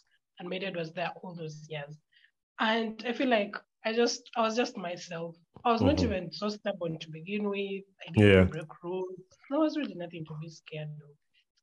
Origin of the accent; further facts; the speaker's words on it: Mukono, Central Region, Uganda; also born or lived in Masaka, Uganda; I was born in Massacre, but my parents moved. So I only studied nursery in Massacre, and then we moved to Mukono. So I did the rest of my schooling in Mukono